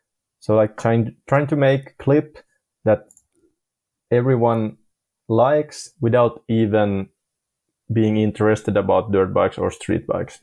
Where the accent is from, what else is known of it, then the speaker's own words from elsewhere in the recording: Ireland; because I'm from Ireland also